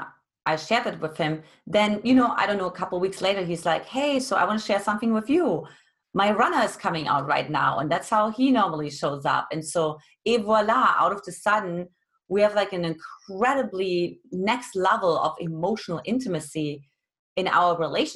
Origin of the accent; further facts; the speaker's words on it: East Germany, Germany; now in United States; I grew up in Eastern Germany, which back then was communist